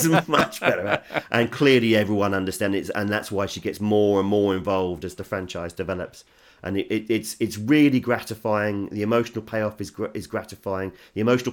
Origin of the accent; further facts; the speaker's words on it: England, United Kingdom; As an Englishman